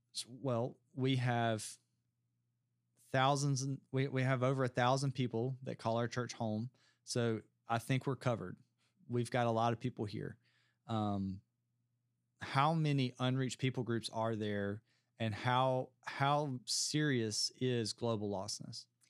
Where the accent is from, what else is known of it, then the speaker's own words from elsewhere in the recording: United States; as an American